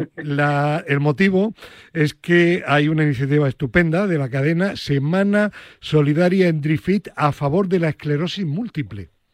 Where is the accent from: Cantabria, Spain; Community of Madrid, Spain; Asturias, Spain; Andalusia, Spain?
Andalusia, Spain; Granada; en el periódico de mi tierra, en Ideal